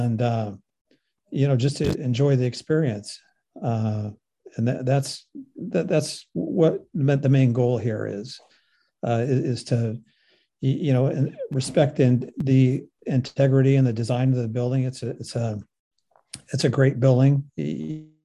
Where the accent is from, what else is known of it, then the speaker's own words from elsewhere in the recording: Sausalito, California, United States; I grew up in Sausalito